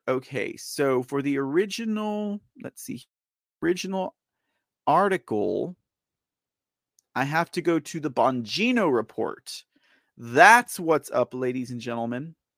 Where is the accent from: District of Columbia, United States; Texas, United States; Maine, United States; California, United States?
Texas, United States; I am a Texan